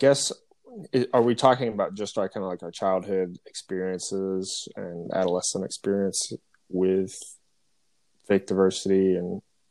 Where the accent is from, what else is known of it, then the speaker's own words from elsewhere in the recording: the South, United States; We're all from the South, and we grew up in evangelical communities.